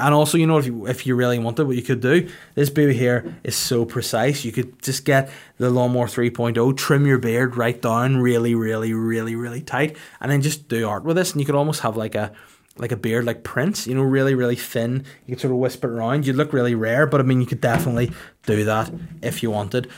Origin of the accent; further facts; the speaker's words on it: Bangor, Northern Ireland, United Kingdom; It's in Bangor, the Kingdom of North Down, my hometown